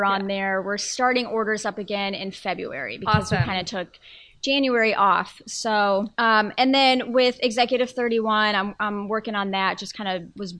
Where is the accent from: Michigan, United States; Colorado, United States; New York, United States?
Colorado, United States; in Colorado, in my home state